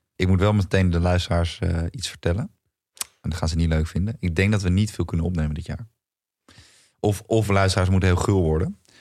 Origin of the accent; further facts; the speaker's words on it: Netherlands; wij als Nederlanders